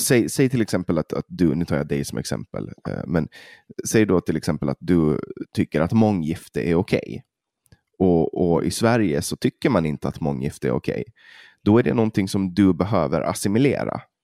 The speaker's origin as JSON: {"language": "Swedish", "region": "Åland", "country": "Finland", "said": "som ålänning och från Finland"}